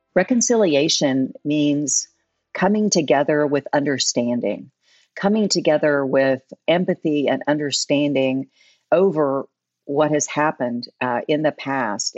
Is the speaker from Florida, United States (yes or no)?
no; Oklahoma, United States; now in Tulsa, United States; I grew up in Oklahoma. I moved to Tulsa uh, in the early 80s